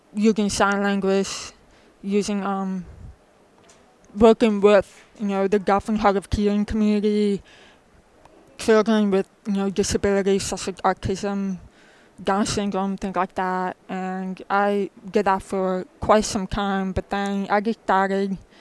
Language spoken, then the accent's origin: English; New Jersey, United States; I'm originally from New Jersey